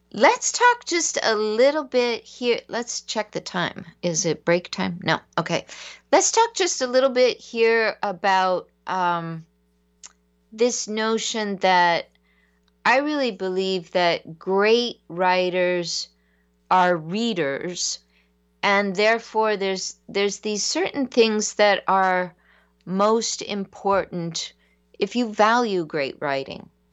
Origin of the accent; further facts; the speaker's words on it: San Diego, California, United States; growing up in San Diego, I had the lightest skin of anyone.